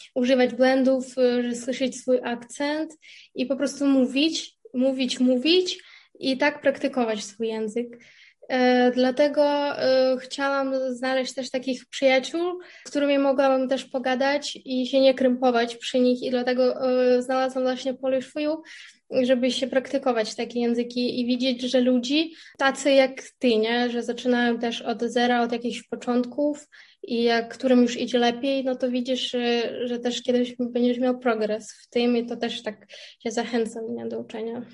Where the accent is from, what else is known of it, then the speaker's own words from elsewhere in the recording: Kherson, Kherson Oblast, Ukraine; Polish is a second language; moved away as an adult; also born or lived in Kyiv, Ukraine; now in Poznań, Poland; ja pochodzę e, z południowej części Ukrainy, z miasta Herson